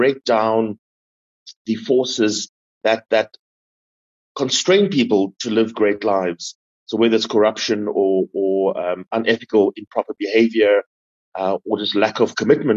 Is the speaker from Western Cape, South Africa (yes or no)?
yes; Cape Town, Western Cape, South Africa; I grew up in the Cape Flats. I grew up in a township